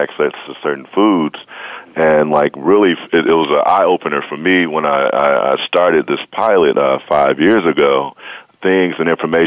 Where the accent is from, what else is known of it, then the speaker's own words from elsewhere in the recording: St. Louis, Missouri, United States; I'm from St. Louis, Missouri